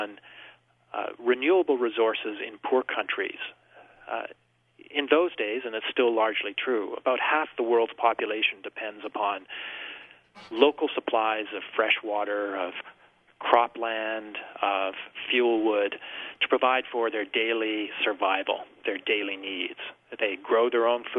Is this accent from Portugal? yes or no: no; Vancouver Island, British Columbia, Canada; I grew up in British Columbia on Vancouver Island